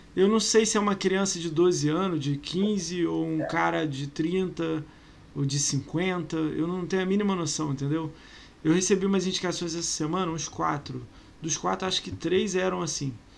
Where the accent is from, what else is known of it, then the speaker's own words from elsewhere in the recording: Rio de Janeiro, Brazil; Eu sou carioca